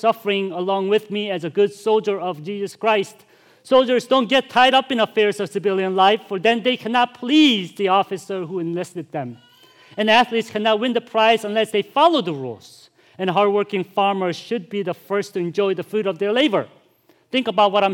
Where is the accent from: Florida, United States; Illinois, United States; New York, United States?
Illinois, United States; Chicago; I'm from Chicago, too